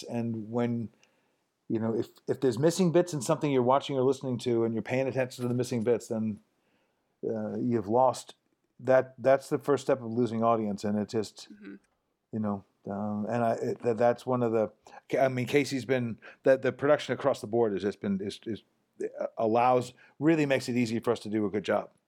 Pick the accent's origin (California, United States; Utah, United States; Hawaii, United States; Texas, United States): Hawaii, United States; So I, I show up and it's like okay, I'm from Hawaii